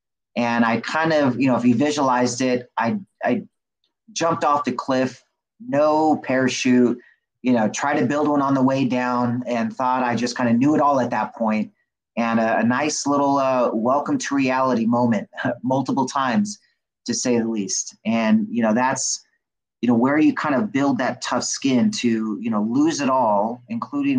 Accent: Riverside, California, United States; I was born in Riverside, California, and grew up in California all my life, bounced around to different homes

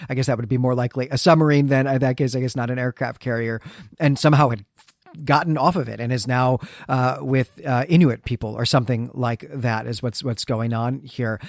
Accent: Great Lakes, United States; now in Philadelphia, United States; the winters that I had growing up in the Great Lakes

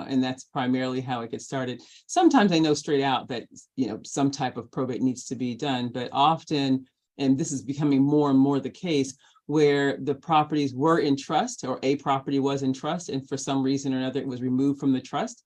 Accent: Los Angeles, California, United States; I'm also fortunate enough to have been born and raised in Los Angeles and gone to school here

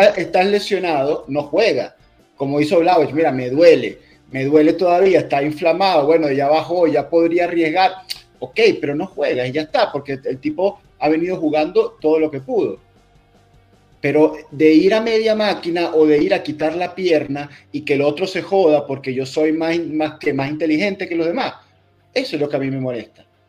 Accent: Venezuela; yo soy venezolano

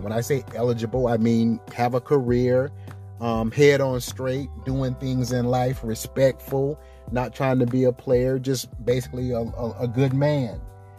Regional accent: the South, United States; I understand it. I get it. I come from the South.

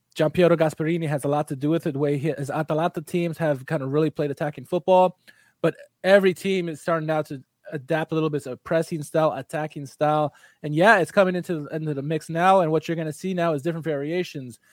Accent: United States; as an American

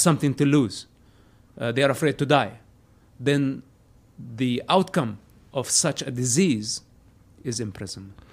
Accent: Palestine; moved away as an adult; now in United States; I was born a Palestinian. Uh-huh. Today I'm an American

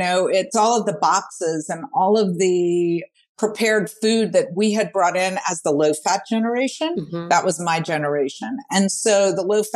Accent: New Orleans, Louisiana, United States; born or raised there

